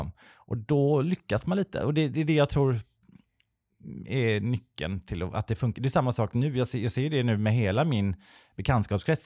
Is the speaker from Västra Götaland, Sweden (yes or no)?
yes; Kungälv, Västra Götaland, Sweden; Jag är ju från Kungälv som är en liten nazistisk ort två mil mm. norr, om, eh, norr om Göteborg